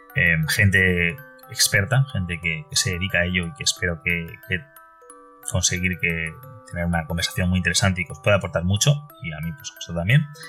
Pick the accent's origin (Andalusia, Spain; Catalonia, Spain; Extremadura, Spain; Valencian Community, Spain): Valencian Community, Spain; Valencia; Yo soy de Valencia, eh, España, Valencia capital.